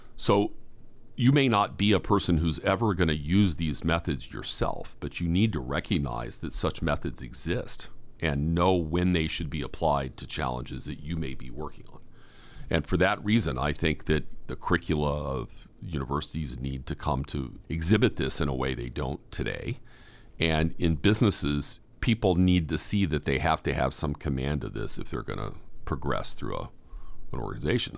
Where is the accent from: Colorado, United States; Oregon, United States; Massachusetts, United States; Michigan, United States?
Massachusetts, United States; Boston; I'm a Bostonian